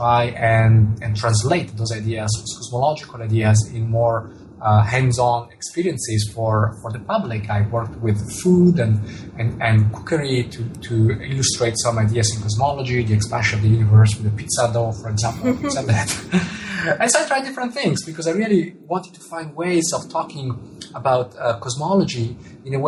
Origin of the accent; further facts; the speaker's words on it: Italian-speaking part of Switzerland, Ticino, Switzerland; first language Italian; English is a second language; moved away as an adult; also born or lived in Zurich; I was born and grew up in the Italian-speaking part of Switzerland